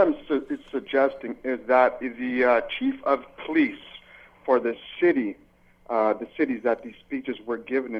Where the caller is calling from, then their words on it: Hamilton, Ontario, Canada; I'm calling from Hamilton, Ontario.